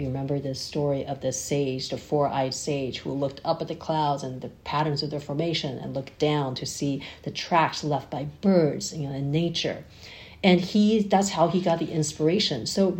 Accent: Taiwan; Absolutely. And that's the irony, and which I only learned later, because in Taiwan we were taught, you know, traditional Chinese characters

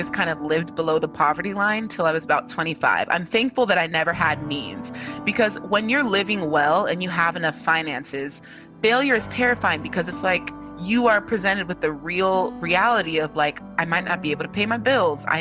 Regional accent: California, United States; I am a daughter of two Nigerian immigrant parents, but I was born and raised in California

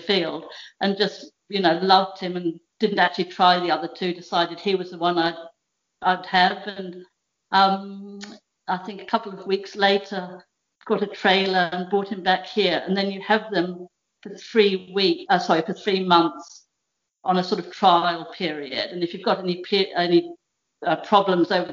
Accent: Australia; also born or lived in Devon, England; now in Norfolk, United Kingdom; I was born in Devon. My parents emigrated to Australia in 1973.

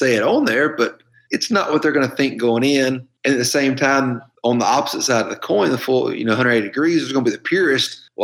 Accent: Georgia, United States; moved away; growing up in Georgia

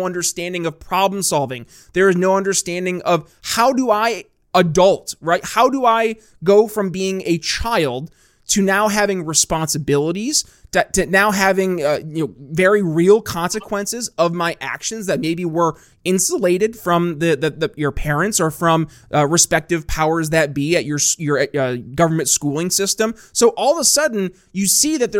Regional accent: Northern New York State, United States; moved away; also born or lived in Philadelphia; I grew up in Northern New York State, not New York City

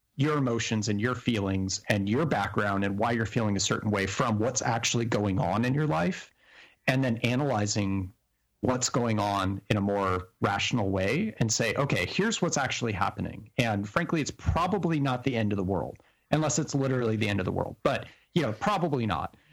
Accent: New Mexico, United States; when I grew up in New Mexico

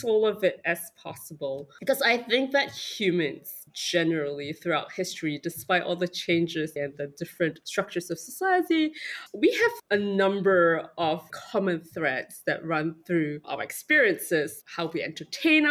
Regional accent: Singapore; I come from Singapore

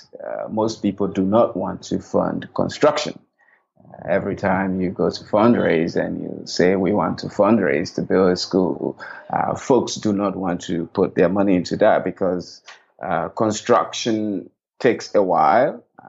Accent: Voinjama, Lofa County, Liberia; moved away; also born or lived in Pendembu, Sierra Leone; I grew up in Vonjama, Liberia, which is just across the border from Sierra Leone.

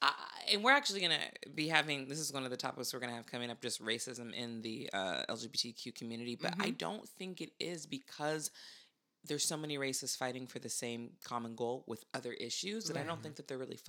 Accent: Santa Barbara, California, United States; because my best friend growing up was white, because again, I grew up in Santa Barbara.

